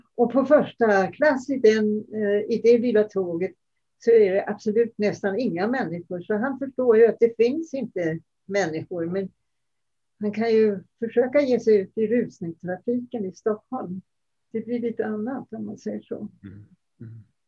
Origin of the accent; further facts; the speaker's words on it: Denmark; now in Sweden; jag kommer ju från Danmark